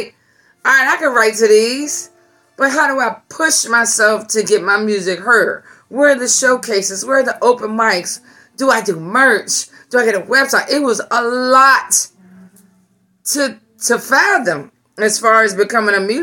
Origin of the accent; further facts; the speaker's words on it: Virginia, United States; I'm from Virginia